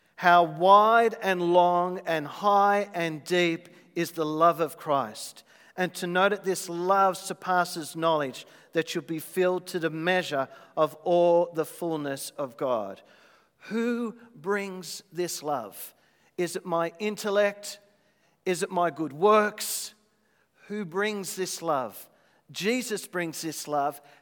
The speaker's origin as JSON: {"language": "English", "country": "Australia", "said": "as an Aussie"}